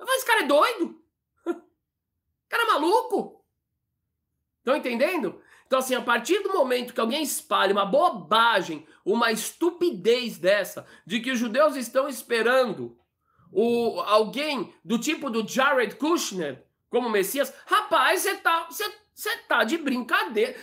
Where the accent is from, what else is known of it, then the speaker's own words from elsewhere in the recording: Brazil; Eu nasci no Brasil, aqui